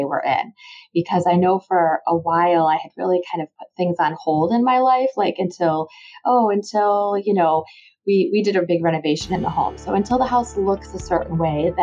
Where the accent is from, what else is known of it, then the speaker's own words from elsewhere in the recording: Illinois, United States; also born or lived in Baltimore, Maryland; I actually moved into Illinois when I was starting fourth grade